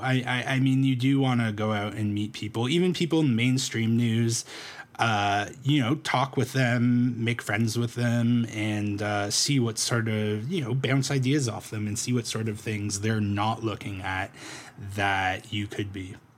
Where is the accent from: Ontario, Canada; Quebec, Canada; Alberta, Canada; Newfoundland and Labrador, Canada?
Ontario, Canada; Toronto; also born or lived in Medicine Hat; now in Calgary, Canada; I'm from Toronto originally